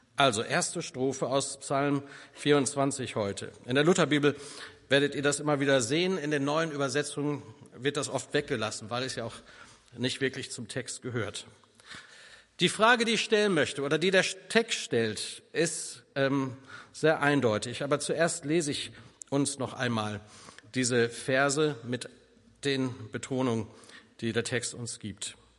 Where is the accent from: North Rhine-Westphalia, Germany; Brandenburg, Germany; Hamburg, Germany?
North Rhine-Westphalia, Germany; bei uns in Ostwestfalen